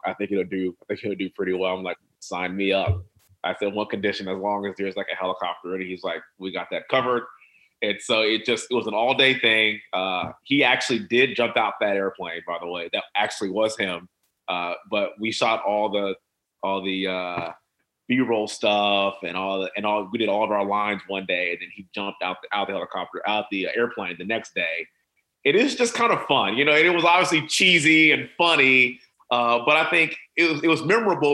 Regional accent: Houston, Texas, United States; born and raised in Houston, energy capital of the world

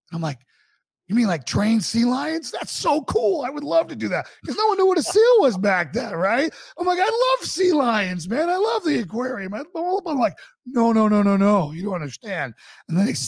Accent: Boston, Massachusetts, United States; moved away as an adult; also born or lived in Charlottesville, Virginia; I wanted to come home and fight for my hometown. So I got out in 2008, joined the Boston Police Department

